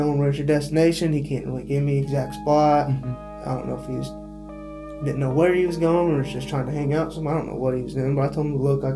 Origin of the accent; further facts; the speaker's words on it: Eldorado, Illinois, United States; I grew up in El Dorado